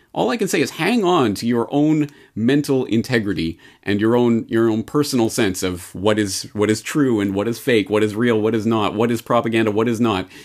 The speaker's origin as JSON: {"language": "English", "country": "Canada", "moved": "yes", "lives_now": "Japan", "said": "As a Canadian in Japan"}